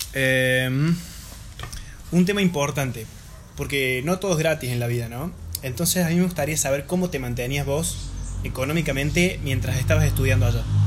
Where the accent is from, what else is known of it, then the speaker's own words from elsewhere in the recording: Argentina; siendo nosotros argentinos